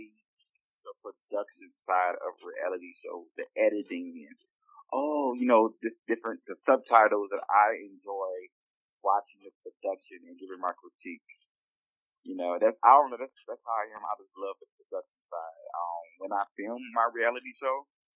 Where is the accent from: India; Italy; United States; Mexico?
United States; New Orleans, Louisiana; Growing up in New Orleans, very homophobic